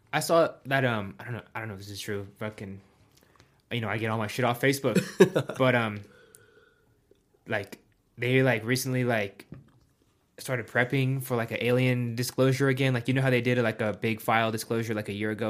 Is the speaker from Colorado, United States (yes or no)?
yes; Colorado, United States; growing up in Colorado